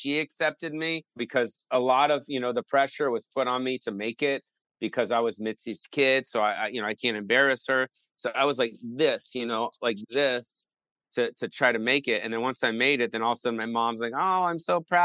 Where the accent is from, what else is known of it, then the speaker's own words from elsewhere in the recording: West Hollywood, California, United States; I grew up on the Sunset Strip